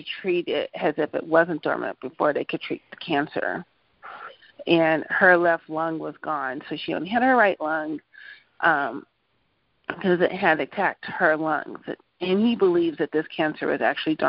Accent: Denver, Colorado, United States; also born or lived in Anchorage, Alaska; We're from Denver, Colorado, but my mom had moved to Anchorage, Alaska when I was eight. I lived up there for a little bit for her and came back home to Denver

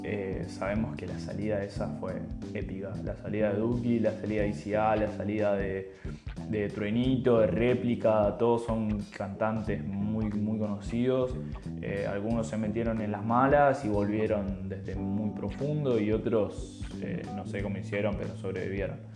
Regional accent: Argentina; born there; nací en Argentina, la puta madre, hay que remarla y salir adelante como se pueda.

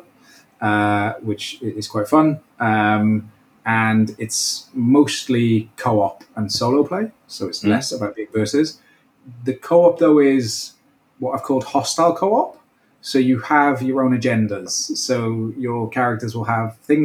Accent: Welsh, Wales, United Kingdom; So being Welsh

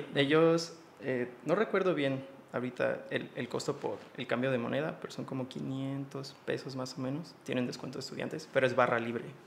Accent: San Miguel de Allende, Guanajuato, Mexico; now in Irapuato, Mexico; soy de San Miguel, soy originario de San Miguel de Allende

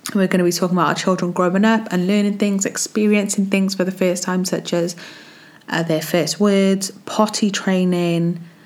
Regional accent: Wales, United Kingdom; I'm from Wales

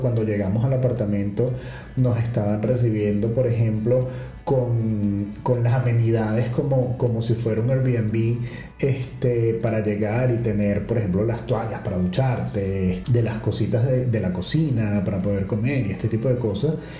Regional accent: Venezuela; moved away as an adult; also born or lived in Ecuador; now in Lisbon, Portugal; desde que salimos de Venezuela el pasaporte venezolano fue una ventaja

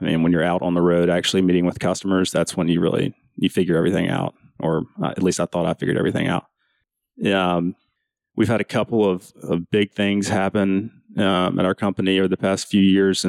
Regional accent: Rocky Mount, North Carolina, United States; also born or lived in Winston-Salem / Greensboro; I grew up in Rocky Mount. My brother and Benton were actually in school together, so we've known each other for quite a while. Went to Rocky Mount Senior High and graduated in 2009

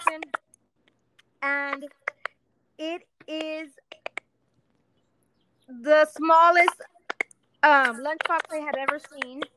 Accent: Texas, United States; we're from Texas

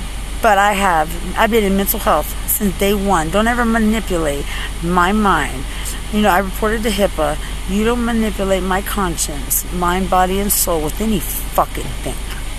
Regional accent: Lubbock, Texas, United States; I'm from Lubbock. I'm not perfect, but I was never yours to exploit as a homicide.

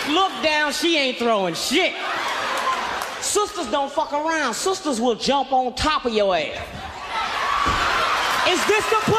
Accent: Kansas City, Missouri, United States; now in Los Angeles, United States; moved out to Los Angeles about a year ago, and I'm coming from the Midwest, right? Kansas City, Missouri.

